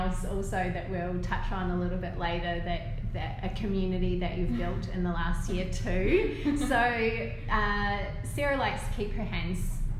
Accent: New Zealand; also born or lived in Melbourne, Australia; now in Newcastle, Australia; even though we're both Kiwis

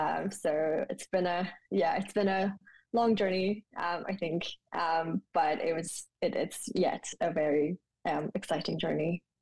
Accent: Ulaanbaatar, Mongolia; moved away as an adult; also born or lived in Japan; now in London, United Kingdom; I was born in Mongolia, in Ulaanbaatar, which is the capital city. I was born there, went to school in Mongolia up until the third year in my undergraduate. So that's when I kind of then left the country and then studied in Japan.

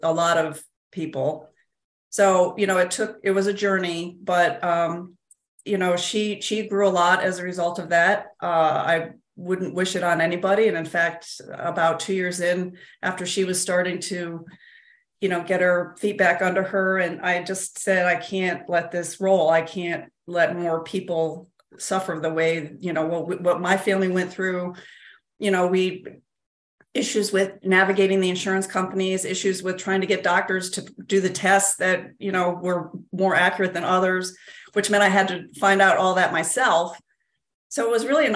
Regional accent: upstate New York, United States; I am from upstate New York. So, you know, I grew up here

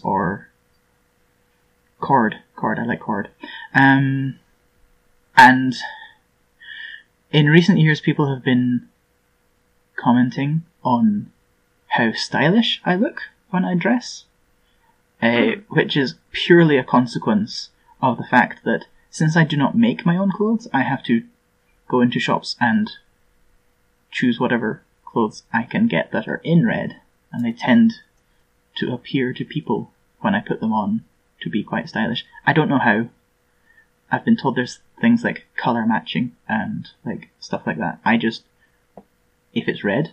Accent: Scotland, United Kingdom; I'm from Scotland.

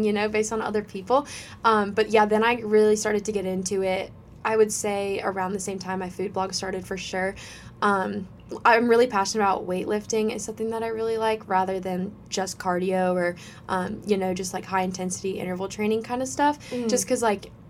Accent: Colorado, United States; moved away as an adult; now in South Carolina, United States; I'm from Colorado

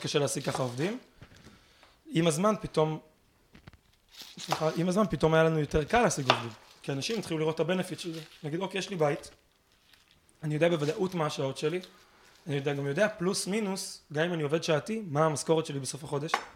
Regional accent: Israel; אנחנו כישראלים טובים

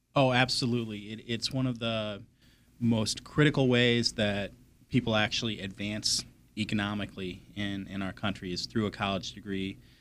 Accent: Peoria, Illinois, United States; also born or lived in Lake Geneva, Wisconsin; now in Southeastern Massachusetts, United States; adolescence in high school in, in Peoria, Illinois.

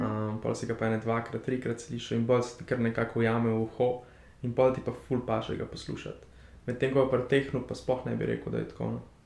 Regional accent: Slovenia; also born or lived in Berlin

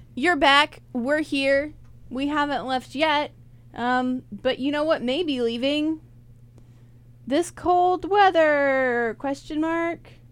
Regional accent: Rock Hill, South Carolina, United States; I'm from Rock Hill

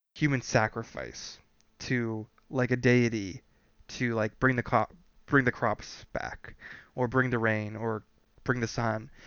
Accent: Canada; we're from Canada

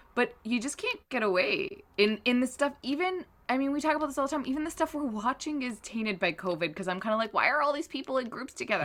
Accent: Canada; we're Canadian

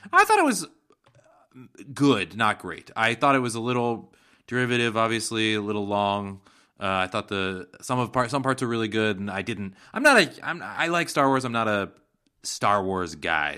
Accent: Seattle, Washington, United States; my hometown of Seattle

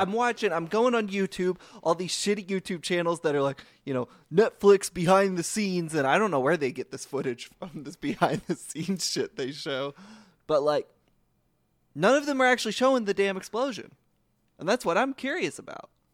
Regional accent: United States; I, as an American citizen

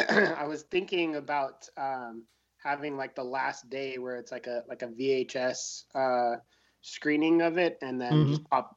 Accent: San Francisco, California, United States; also born or lived in Hollywood; I'm originally from San Francisco. I've lived in Hollywood

